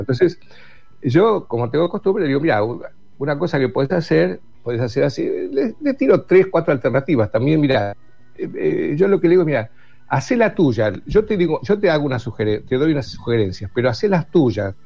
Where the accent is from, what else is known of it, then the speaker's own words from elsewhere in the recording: Buenos Aires, Argentina; soy porteño, yo soy de Buenos Aires